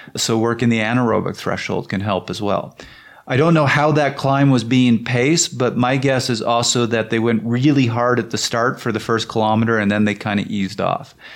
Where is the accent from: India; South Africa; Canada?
Canada